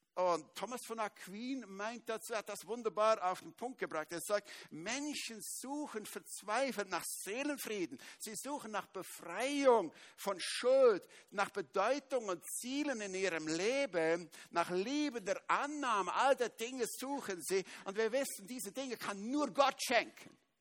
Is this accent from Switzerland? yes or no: yes; Switzerland; Ich bin Schweizer